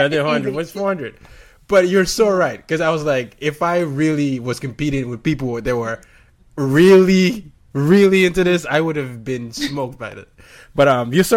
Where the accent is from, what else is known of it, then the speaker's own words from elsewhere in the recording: Nigeria; moved away; In Nigeria, we have something called Pidgin English